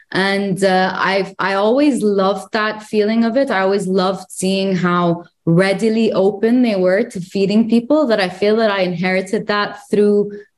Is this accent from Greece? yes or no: yes; Greece; born there; also born or lived in Jordan / United Arab Emirates / Egypt; So I actually lived in Jordan for only a couple of years. But I lived in the UAE. I was born in Greece. I lived in Egypt. So I feel like I partially identify as Egyptian to some point.